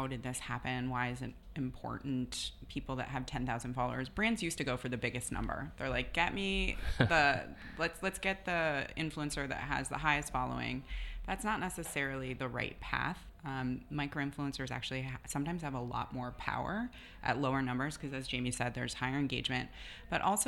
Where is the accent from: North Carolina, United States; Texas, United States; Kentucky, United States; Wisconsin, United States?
Wisconsin, United States; moved away as an adult; now in New York City, United States; growing up in Wisconsin, I wasn't born in a fashion family